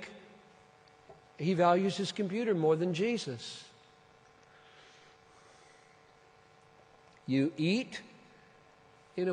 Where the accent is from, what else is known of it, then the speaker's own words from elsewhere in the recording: Minneapolis, Minnesota, United States; In Minneapolis, that's my hometown